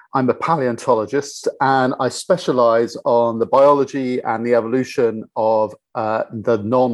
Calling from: London, United Kingdom; So I'm calling in from London, where I'm based

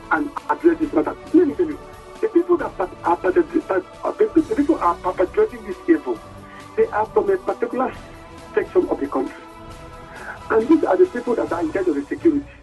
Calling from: Nasarawa, Nigeria; I am calling from Nasarawa State.

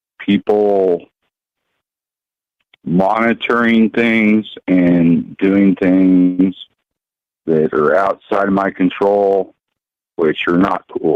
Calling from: Oregon, United States; Jack in Oregon.

